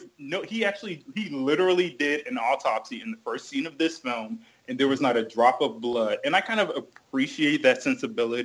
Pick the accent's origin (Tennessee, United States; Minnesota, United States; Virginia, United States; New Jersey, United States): New Jersey, United States; also born or lived in New York; now in Washington, D.C., United States; I was born in New Jersey. I grew up for a brief period in New York, and I live in Washington, D.C.